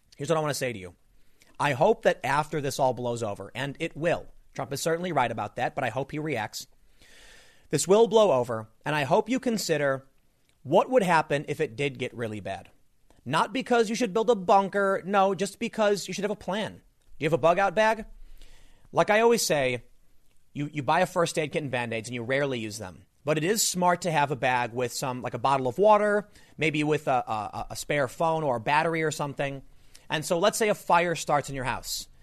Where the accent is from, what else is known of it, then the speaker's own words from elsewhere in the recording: United States; as an American